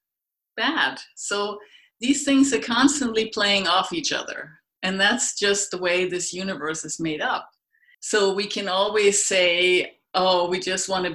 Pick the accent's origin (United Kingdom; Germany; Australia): Germany; moved away; I grew up in Germany, way out in the middle of nowhere.